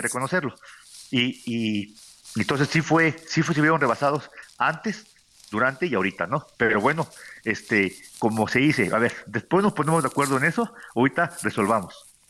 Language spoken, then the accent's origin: Spanish; Acapulco, Guerrero, Mexico; Yo soy de Acapulco